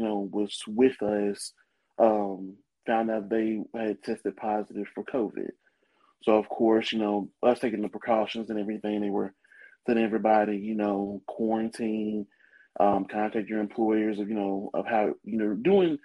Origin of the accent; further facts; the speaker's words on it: Muscle Shoals, Alabama, United States; Born and raised in Muscle Shoals, Alabama.